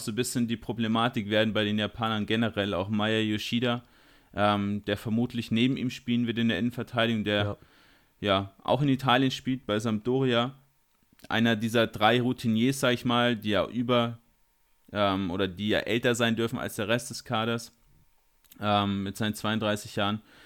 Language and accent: German; Bavaria, Germany; bei uns in Bayern